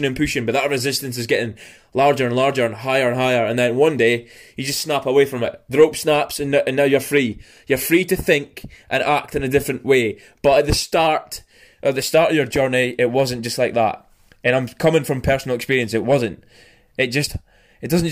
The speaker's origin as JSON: {"language": "English", "region": "Scotland", "country": "United Kingdom", "said": "when I say the G on the end, because I'm from Scotland. We just don't say"}